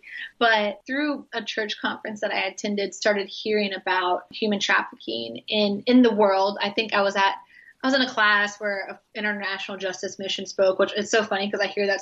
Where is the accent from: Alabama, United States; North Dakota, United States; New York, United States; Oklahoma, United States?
Oklahoma, United States; also born or lived in Midwest; now in Tampa, United States; I grew up like in Oklahoma and in the Midwest